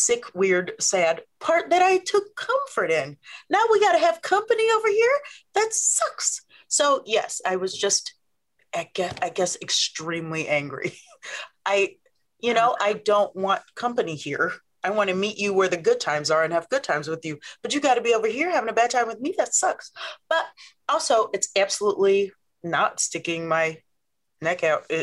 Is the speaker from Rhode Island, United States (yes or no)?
no; Omaha, Nebraska, United States; I'm from Omaha, Nebraska.